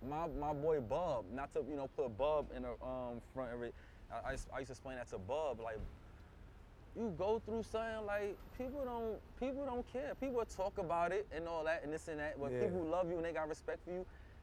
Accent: New York City, New York, United States; I'm from Brooklyn

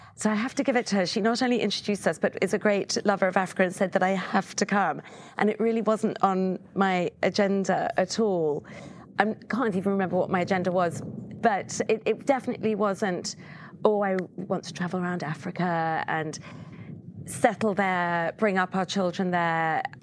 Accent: England, United Kingdom; moved away; I, being English

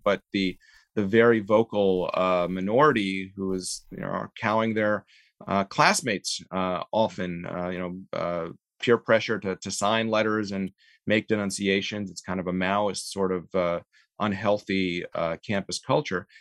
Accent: Canada; also born or lived in Soviet Union; now in United States; We came to Canada

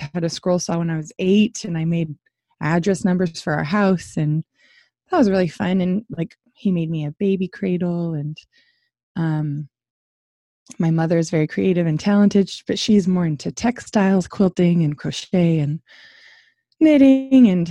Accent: Washington, United States; moved away as an adult; now in Georgia, United States; I'm from Washington State, that's where I was raised and grew up, and I moved to Georgia

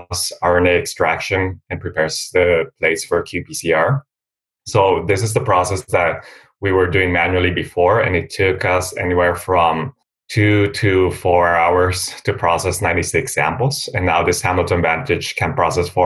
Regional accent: Costa Rica; also born or lived in Philadelphia, United States; now in United States; I'm also from Costa Rica

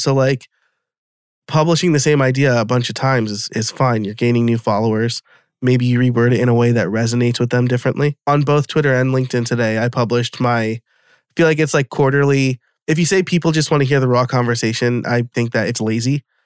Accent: New York, United States; now in West Chester, United States; I live in Westchester, Pennsylvania now, so I'm from New York originally

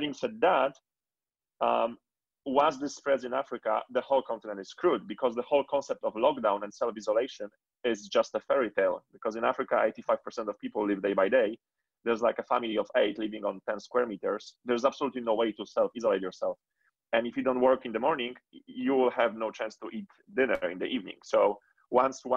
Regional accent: Poland; moved away; born and raised in Poland

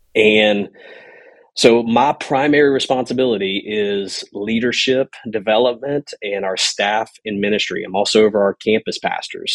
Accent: Louisiana, United States; moved away; I grew up in Louisiana, uh, on a bayou, Red Chute Bayou

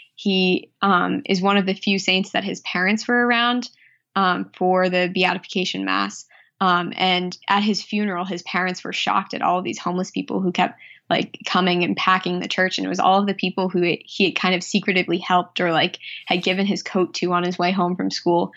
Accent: Worcester, Massachusetts, United States; also born or lived in Cape Cod, Massachusetts / South Shore, Massachusetts; I grew up just outside of Worcester, Massachusetts

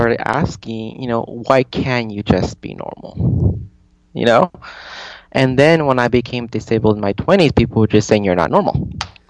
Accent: San Jose, California, United States; moved away; I grew up in California, in San Jose, California, where predominantly was, the population was Portuguese and Mexican, very Catholic, and I was always, the minority. I think every year I was always the only Jewish kid in my court, in my class

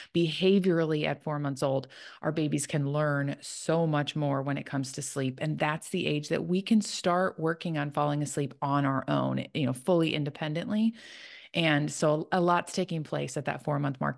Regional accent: Chicago, Illinois, United States; now in Tennessee, United States; I live in Tennessee. I'm originally from Chicago, so living kind of outside of where I grew up

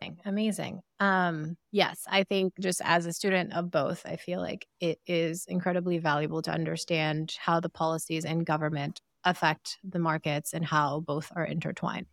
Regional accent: Sierra Leone; moved away; I am from Sierra Leone

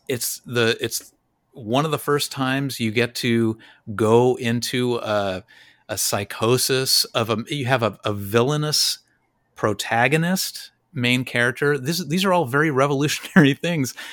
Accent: Los Angeles, California, United States; I grew up in Los Angeles

